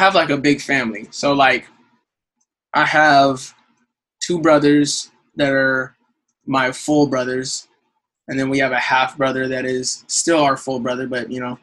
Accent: San Diego, California, United States; I'm from San Diego, so I was in the San Diego Youth Symphony for a little while

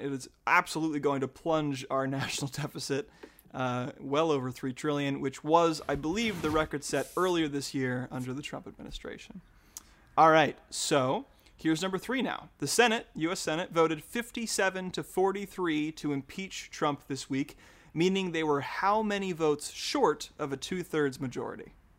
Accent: Utah, United States; now in Oregon, United States; I grew up in Utah.

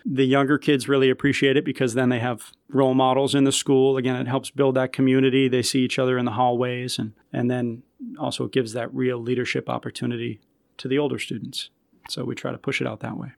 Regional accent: Malden, Massachusetts, United States; I grew up in Malden, so, you know, a pretty diverse community

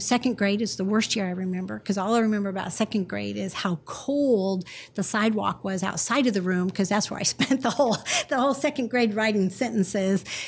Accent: Northern California, United States; I grew up in Northern California

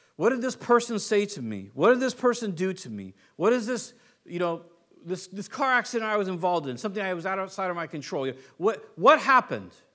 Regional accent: United States; I'm American

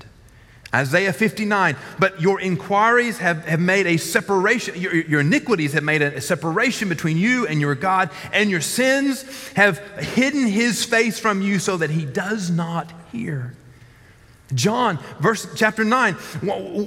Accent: the South, United States; I grew up in the South

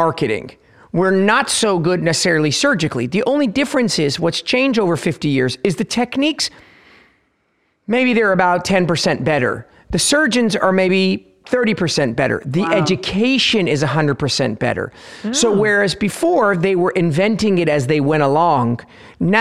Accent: Los Angeles, California, United States; born or raised there; also born or lived in Tehran, Iran

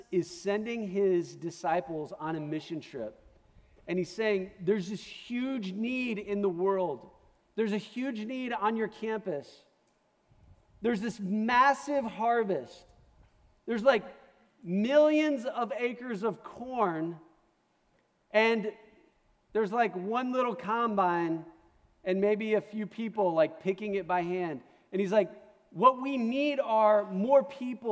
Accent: Omaha, Nebraska, United States; moved away; I'm from Omaha

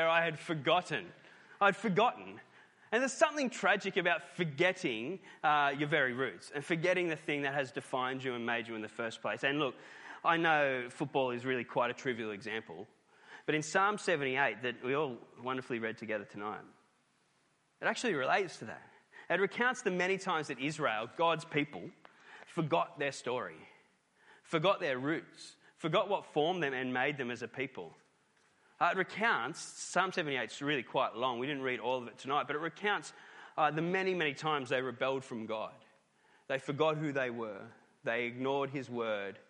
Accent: Newcastle, New South Wales, Australia; Newcastle, my hometown

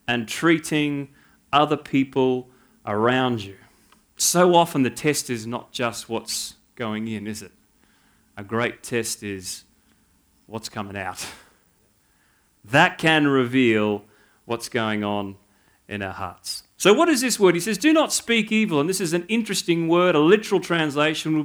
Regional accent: Canberra, Australian Capital Territory, Australia; moved away as an adult; now in New South Wales, Australia; born and bred in Canberra

